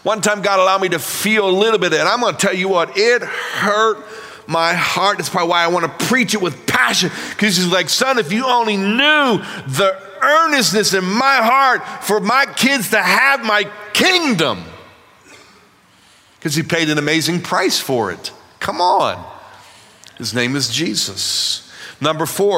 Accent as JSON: {"language": "English", "town": "Pittsburgh", "region": "Pennsylvania", "country": "United States", "tie": "born or raised there", "said": "I'm from Pittsburgh, Pennsylvania"}